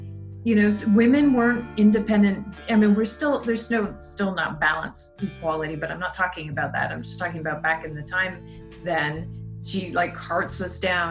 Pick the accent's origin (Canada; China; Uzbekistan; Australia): Canada; Montreal, Quebec; moved away; I grew up in initially in Montreal